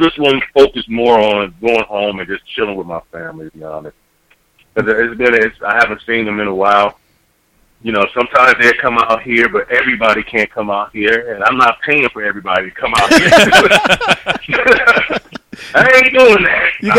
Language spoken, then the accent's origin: English; Dayton, Ohio, United States; moved away as an adult; now in California, United States; I've been here 15 years. And honestly, if I wanted to go for a California team, I have the right to. But I'm born and raised in Ohio